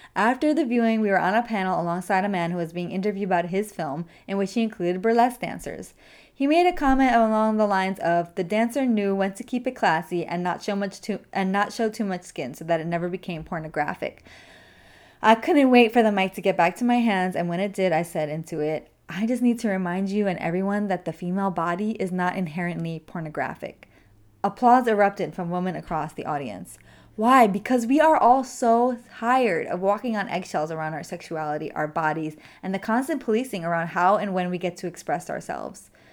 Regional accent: New York City, New York, United States; my hometown of the Bronx

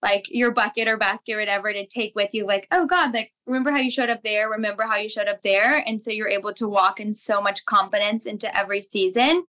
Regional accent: St. Simons Island, Georgia, United States; I am from St. Simon's Island, Georgia, originally.

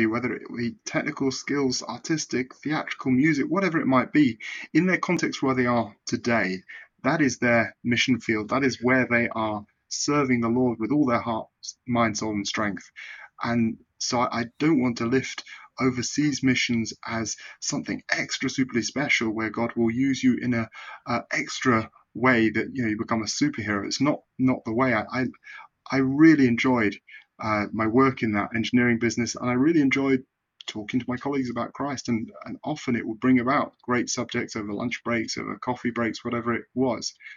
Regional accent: United Kingdom; moved away as an adult; now in Balkans; I'm from the United Kingdom.

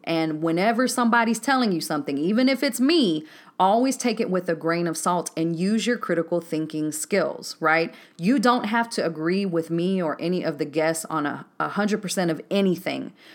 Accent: Waco, Texas, United States; moved away as an adult; also born or lived in Decatur, Georgia; born and raised in Waco, Texas

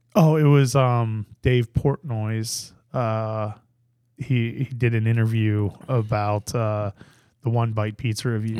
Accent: Pittsburgh, Pennsylvania, United States; I grew up in Pittsburgh

